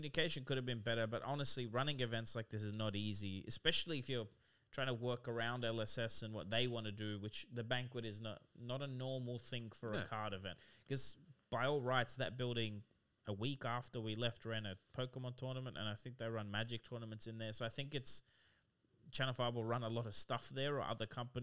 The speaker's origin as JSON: {"language": "English", "country": "Australia", "said": "I'm also Aussie"}